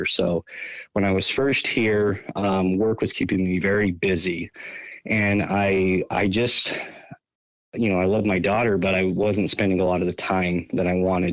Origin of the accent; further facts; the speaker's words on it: South Jordan, Utah, United States; moved away as an adult; also born or lived in Rio de Janeiro, Brazil; now in Portland, United States; I'm originally from Utah. I grew up in South Jordan City, Utah